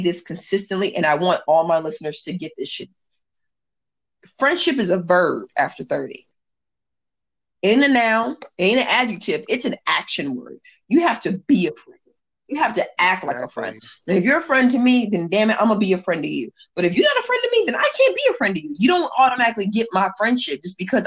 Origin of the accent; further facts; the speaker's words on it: Indiana, United States; now in San Diego, United States; And I'm originally from Indiana, so the Hoosier in me